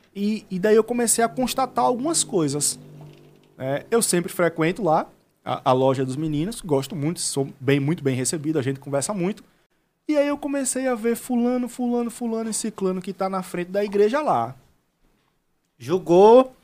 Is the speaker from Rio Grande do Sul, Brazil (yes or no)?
no; Penedo, Alagoas, Brazil; eu sou de Penedo